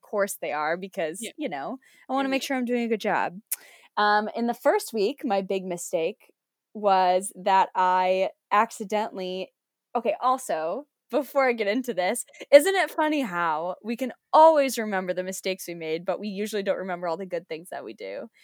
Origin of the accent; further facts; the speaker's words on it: United States; moved away as an adult; also born or lived in Georgia; now in United Kingdom; I'm American